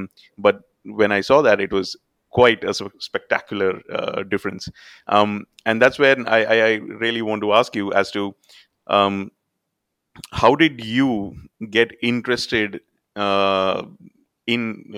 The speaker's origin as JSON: {"language": "English", "town": "Kanpur", "region": "Uttar Pradesh", "country": "India", "moved": "yes", "said": "being an Indian, and I remember he talking about that I am from Kanpur."}